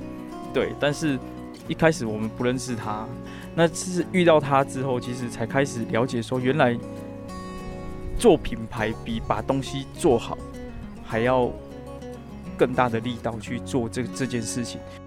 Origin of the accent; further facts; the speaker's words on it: Neipu, Pingtung County, Taiwan; 我是在屏东内埔长大的小朋友。